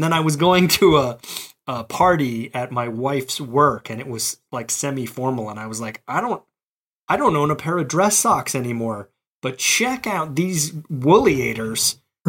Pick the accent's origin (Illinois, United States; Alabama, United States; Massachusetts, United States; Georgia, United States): Alabama, United States; Mobile; now in Boston, United States; You know, I came to Boston from Mobile, Alabama, so I was ill-equipped very certainly, and I was also ill-informed.